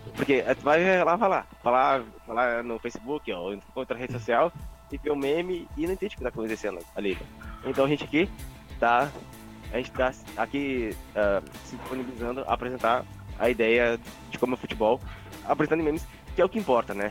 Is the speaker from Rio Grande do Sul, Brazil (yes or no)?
yes; Gaúcho, Rio Grande do Sul, Brazil; a gente, como gaúcho